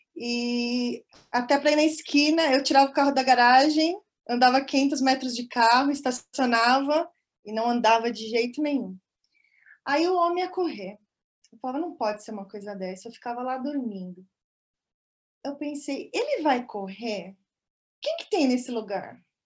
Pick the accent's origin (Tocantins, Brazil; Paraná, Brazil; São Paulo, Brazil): São Paulo, Brazil; moved away as an adult; also born or lived in near Toronto, Canada; now in Canada; sou de São Paulo, capital, mas estou morando há três anos e meio no Canadá, pertinho de Toronto